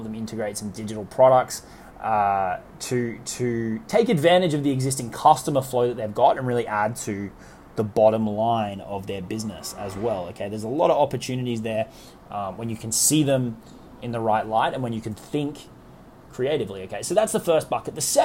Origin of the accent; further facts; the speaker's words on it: Australia; accent: Australian; moved away as an adult; also born or lived in New York; It took me from Australia, where I'm from, as you can probably tell from my accent, over to living in New York for a couple of years